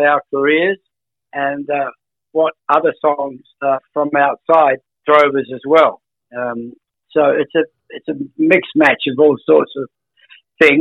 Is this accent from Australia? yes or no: yes; Australia; I'm not an American, I'm an Australian